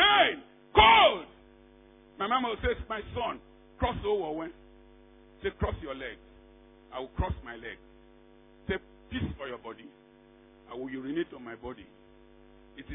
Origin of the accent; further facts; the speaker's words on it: Niger Delta, Nigeria; We from the Niger Delta, we are too proud.